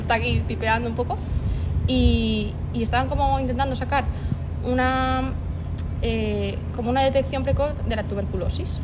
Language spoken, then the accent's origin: Spanish; Segovia, Castile and León, Spain; moved away as an adult; also born or lived in Madrid / Brazil / Valencia; yo salgo de Segovia, aunque hay gente que no se lo cree, pero soy de Segovia. Y bueno, estuve ahí hasta los 18